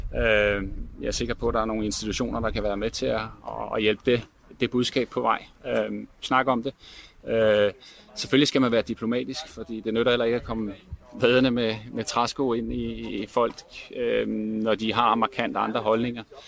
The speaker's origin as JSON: {"language": "Danish", "country": "Denmark"}